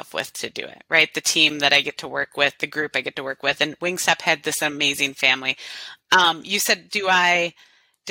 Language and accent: English; Illinois, United States; moved away; also born or lived in Las Vegas; I grew up in Illinois